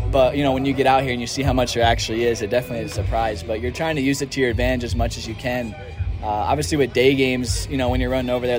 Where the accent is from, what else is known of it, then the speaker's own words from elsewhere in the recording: East Coast, United States; moved away as an adult; also born or lived in Arizona; now in California, United States; So I'm from the East Coast